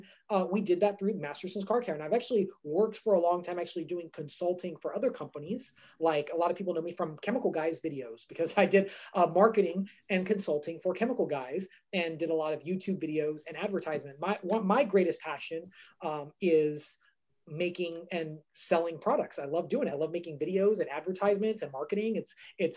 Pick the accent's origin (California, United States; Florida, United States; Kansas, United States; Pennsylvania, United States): California, United States; Southern; I grew up in California, born and raised in Southern California